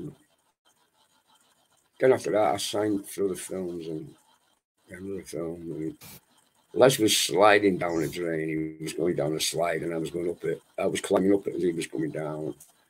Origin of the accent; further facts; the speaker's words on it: Wales, United Kingdom; also born or lived in Manchester; I was brought up in Wales, and Wales is part of my life. And the Welsh people, I consider myself Welsh, even though I was born in Manchester. I was brought up in Wales till I was 3 years of age.